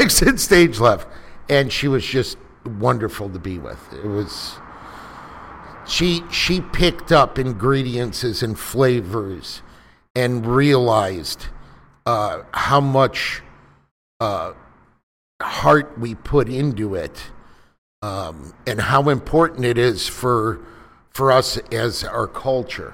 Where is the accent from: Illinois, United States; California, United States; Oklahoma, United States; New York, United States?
Illinois, United States; Chicago; moved away as an adult; now in Houston, United States; I'm from Chicago. I've been down here in Houston about two years